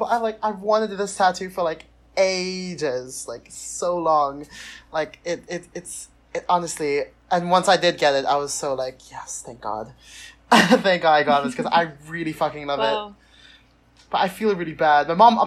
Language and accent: English; Philippines; moved away as an adult; also born or lived in United Kingdom; I am from the Philippines, but I study in the UK